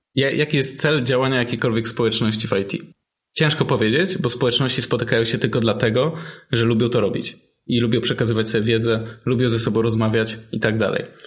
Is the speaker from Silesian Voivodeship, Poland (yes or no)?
yes; Silesian Voivodeship, Poland; u nas na Śląsku